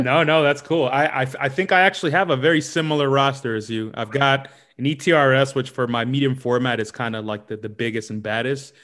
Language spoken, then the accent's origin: English; New York City, New York, United States; moved away; also born or lived in London; I'm from New York, but I'm in London right now